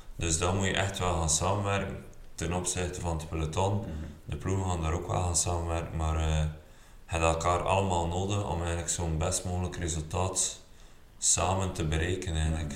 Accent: Belgium; ik als Belg

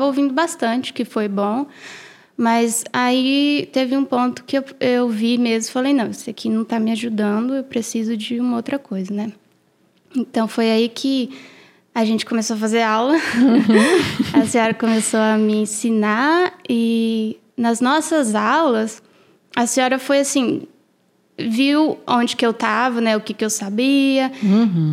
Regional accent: Brazil; now in United States; eu sou brasileira

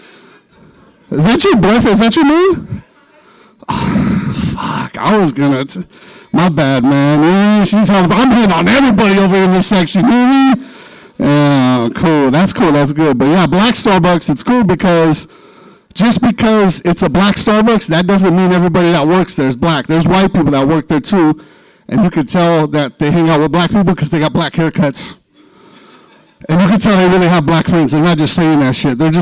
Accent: Stockton, California, United States; being from Stockton

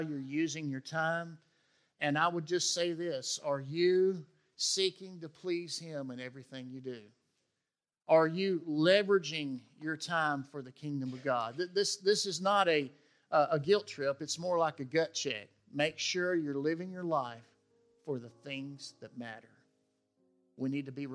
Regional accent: West Tennessee, United States; I grew up in West Tennessee

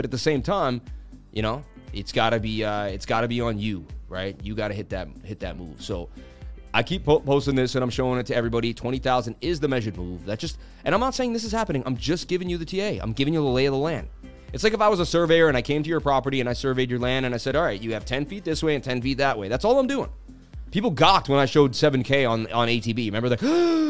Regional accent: New York, United States; I'm from New York, you know.

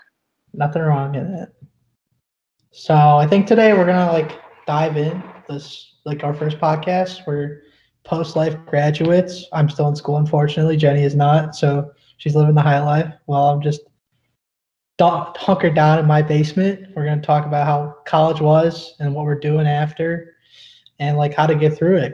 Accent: Illinois, United States; also born or lived in southern India; born in the southern part of India. I was raised here in Illinois, though. I moved here when I was basically a baby.

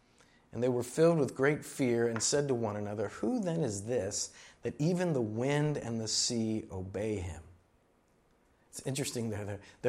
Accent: Miami, Florida, United States; I grew up in Miami and in Florida, and I understand to a certain degree that uneasiness, that feeling.

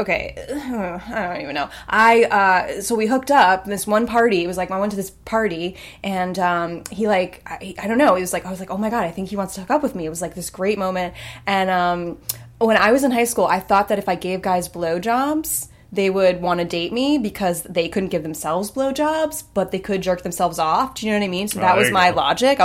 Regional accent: East Hampton, New York, United States; I grew up in East Hampton

